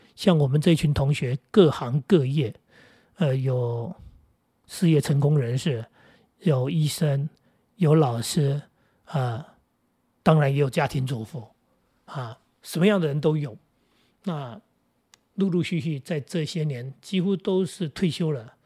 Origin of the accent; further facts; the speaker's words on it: Jinguashi, New Taipei, Taiwan; moved away; 我们学校在金瓜石，叫石宇中学